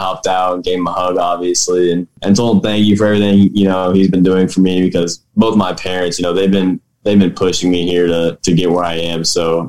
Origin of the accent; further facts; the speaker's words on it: Noblesville, Indiana, United States; also born or lived in Cicero, Indiana; So I'm from Noblesville, Indiana right now, born and raised. I lived in Cicero for the first 4 years of my life, but that's only about 15 minutes away from here. And then we moved here and went through Noblesville schools, my whole life